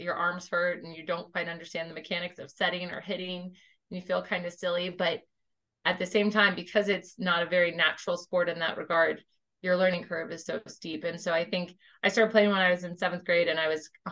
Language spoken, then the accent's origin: English; Tampa, Florida, United States; moved away as an adult; also born or lived in California / Georgia; I grew up in Tampa